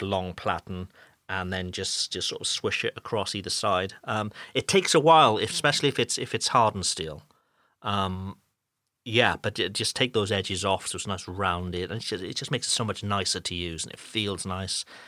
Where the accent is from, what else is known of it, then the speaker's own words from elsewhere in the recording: United Kingdom; moved away as an adult; now in France; I'm a Brit who now lives in France